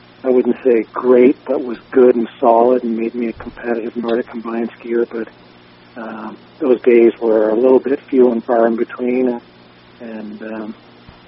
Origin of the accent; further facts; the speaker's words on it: Brattleboro, Vermont, United States; now in Sun Valley, United States; growing up in Brattleboro